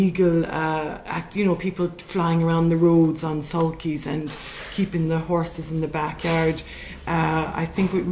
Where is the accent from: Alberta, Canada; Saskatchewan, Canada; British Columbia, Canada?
British Columbia, Canada; Vancouver; moved away as an adult; also born or lived in London; now in Limerick, Ireland; Well, originally I'm actually Canadian born. I grew up in Vancouver, and at the age of 18, headed for London